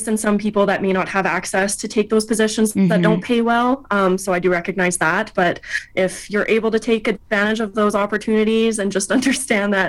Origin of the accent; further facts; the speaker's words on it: Alberta, Canada; I'm from Alberta